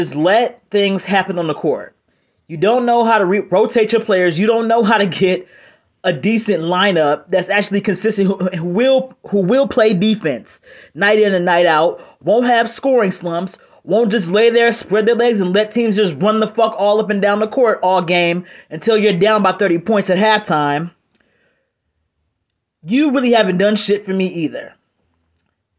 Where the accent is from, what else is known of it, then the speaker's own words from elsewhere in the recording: Cleveland, Ohio, United States; I might be from Cleveland